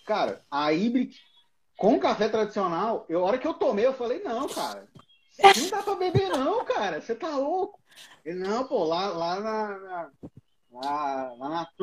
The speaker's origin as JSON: {"language": "Portuguese", "region": "Goiás", "country": "Brazil", "said": "eu sou goiano, mas moro em Santa Catarina, né?"}